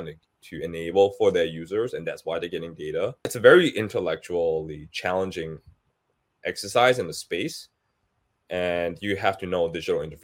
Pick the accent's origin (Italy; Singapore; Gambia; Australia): Singapore; moved away as an adult; now in United States; I grew up with Citibank in Singapore